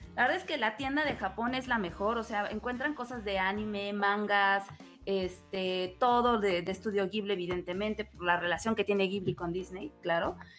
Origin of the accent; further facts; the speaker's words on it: Mexico; Como mexicano